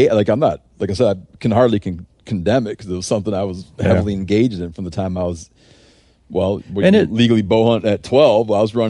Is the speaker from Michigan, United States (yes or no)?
yes; Michigan, United States; Like when I grew up in Michigan for deer